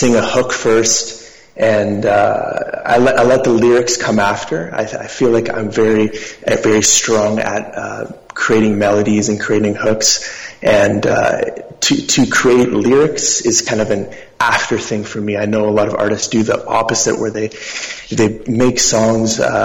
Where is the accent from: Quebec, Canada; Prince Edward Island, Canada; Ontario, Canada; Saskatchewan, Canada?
Ontario, Canada; Toronto; I'm a musician from Toronto.